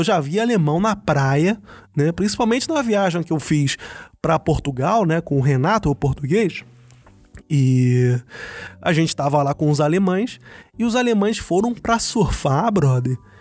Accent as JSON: {"language": "Portuguese", "region": "Rio de Janeiro", "country": "Brazil", "moved": "yes", "lives_now": "Germany", "said": "Eu sou do Rio de Janeiro, eu pegava trem de manhã cedo"}